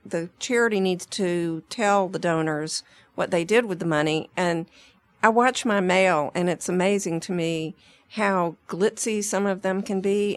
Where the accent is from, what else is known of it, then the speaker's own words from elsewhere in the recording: Atlanta, Georgia, United States; I grew up in Atlanta